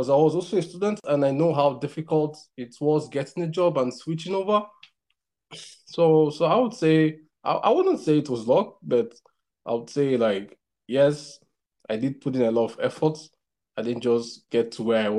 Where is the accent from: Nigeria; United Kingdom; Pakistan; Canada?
Nigeria; moved away as an adult; now in China; I'm Nigerian